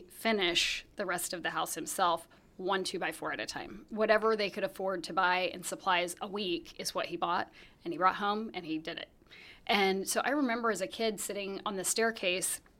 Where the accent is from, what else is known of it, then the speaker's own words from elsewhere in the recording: Salina, Kansas, United States; Well, so we, um, I, I grew up in Salina, Kansas.